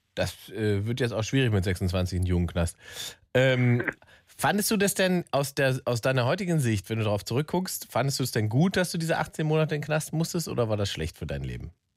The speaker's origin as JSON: {"language": "German", "region": "East Germany", "country": "Germany", "tie": "born or raised there", "lives_now": "Berlin, Germany", "said": "Ich bin aus dem Osten"}